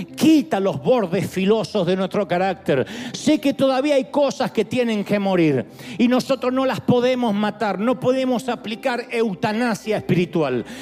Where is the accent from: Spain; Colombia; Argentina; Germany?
Argentina; also born or lived in nací bien al sur; now in United States; En Argentina dice, ¡epa!